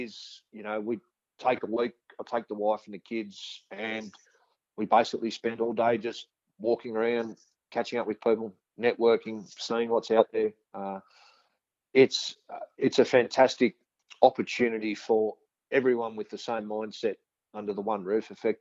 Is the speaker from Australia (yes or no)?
yes; central west New South Wales, Australia; I'm actually originally from a cotton farm in central west New South Wales